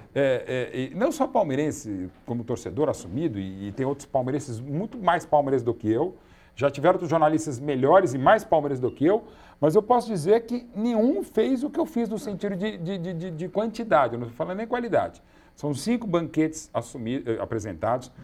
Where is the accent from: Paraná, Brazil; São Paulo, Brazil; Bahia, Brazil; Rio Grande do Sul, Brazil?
São Paulo, Brazil; na Avenida da Nazaré, onde eu nasci, a casa onde eu nasci no Ipiranga